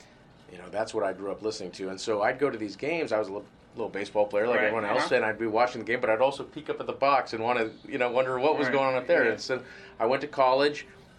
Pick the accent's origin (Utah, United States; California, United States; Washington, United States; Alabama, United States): California, United States; Bay Area; I grew up in the Bay Area